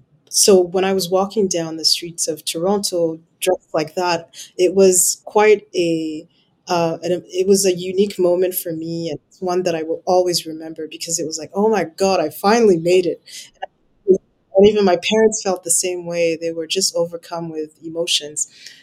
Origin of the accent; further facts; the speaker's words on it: England, United Kingdom; moved away as an adult; it took me 2.5 years to do the equivalences after when I emigrated from England.